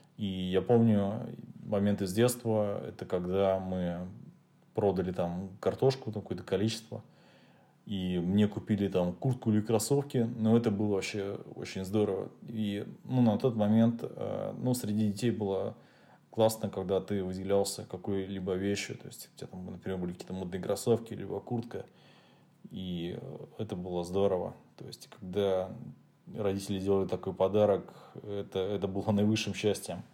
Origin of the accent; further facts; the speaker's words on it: Volosovo, Leningrad Oblast, Russia; я родился в городе Волосово, это Ленинградская область